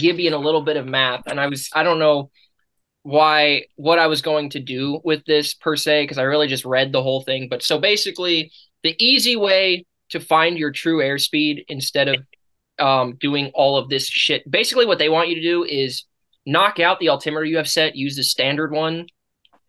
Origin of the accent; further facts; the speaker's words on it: United States; we're American